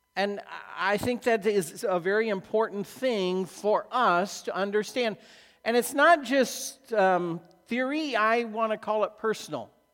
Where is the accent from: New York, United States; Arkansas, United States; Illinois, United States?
Illinois, United States; I grew up in Illinois cornfields